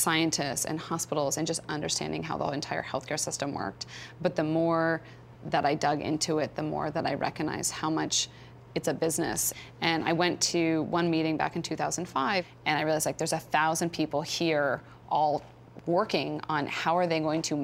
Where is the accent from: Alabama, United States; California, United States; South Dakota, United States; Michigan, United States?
California, United States; Stanford; I grew up on Stanford campus